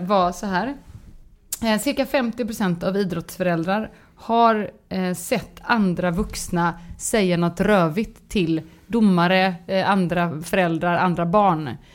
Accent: Gothenburg, Västra Götaland, Sweden; jag är göteborgare så jag låter

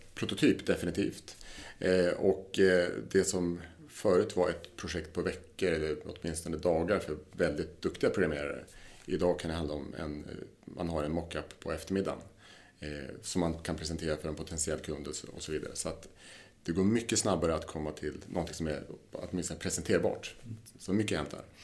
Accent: southern Lapland, Sweden; moved away; vi kommer från Lappland, i södra Lappland.

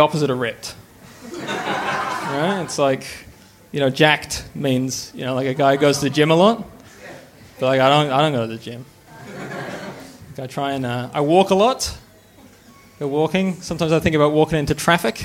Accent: Canada; now in Australia; I grew up in Canada.

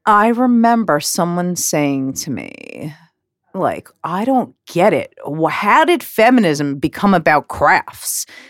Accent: New York, United States; growing up in New York

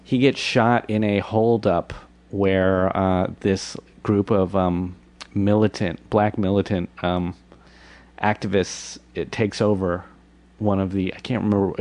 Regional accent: Washington, District of Columbia, United States; also born or lived in Bethesda, Maryland; I was raised in uh, in the nation's capital.

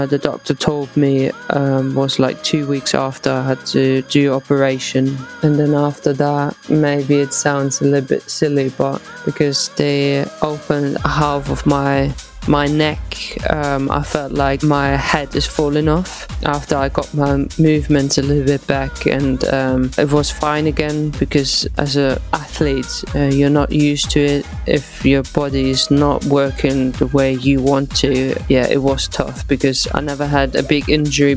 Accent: Eislingen, Baden-Württemberg, Germany; moved away as an adult; now in England; So I started with the boys, obviously in my home town in Eislingen.

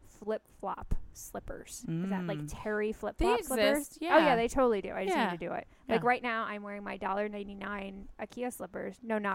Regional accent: Winnipeg, Manitoba, Canada; now in California, United States; Winnipeg and growing up and later on.

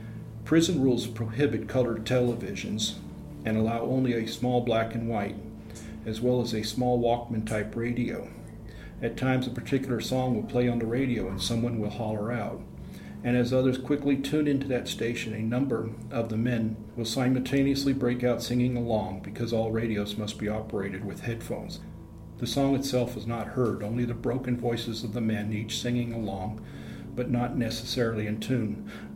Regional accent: San Francisco, California, United States; I grew up in San Francisco Bay Area during the 1960s and early 1970s when the hippie movement was in full swing.

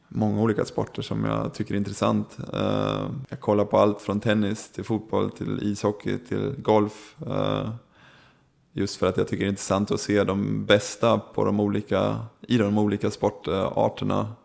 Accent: Sweden; moved away as an adult; now in Germany; att få komma hem till sitt egna land

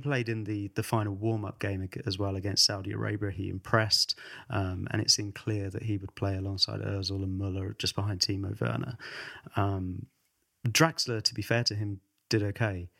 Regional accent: England, United Kingdom; We're both English

